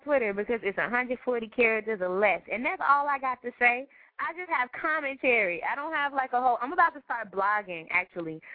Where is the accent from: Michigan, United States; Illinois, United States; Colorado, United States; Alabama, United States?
Illinois, United States; Chicago; also born or lived in North Side, Chicago; I'm from Englewood, so when I say something hood, I know